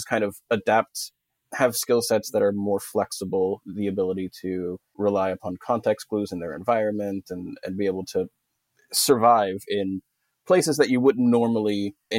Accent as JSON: {"language": "English", "region": "Texas", "country": "United States", "said": "I'm from Texas, but you wouldn't know unless I told you. I killed my accent and buried it a long time ago."}